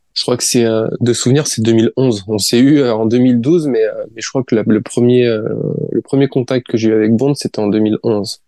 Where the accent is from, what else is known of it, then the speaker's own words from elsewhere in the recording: France; je suis français